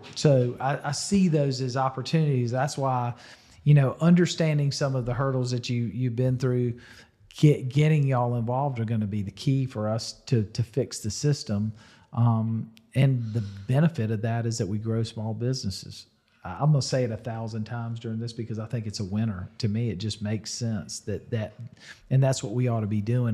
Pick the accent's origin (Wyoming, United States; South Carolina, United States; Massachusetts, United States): South Carolina, United States; Irmo; growing up in Irma, that was country back then.